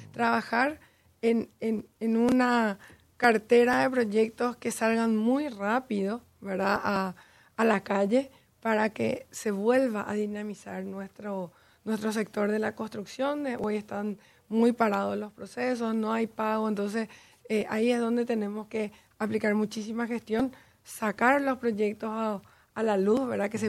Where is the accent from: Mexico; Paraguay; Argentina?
Paraguay; moved away as an adult; also born or lived in Chile / United States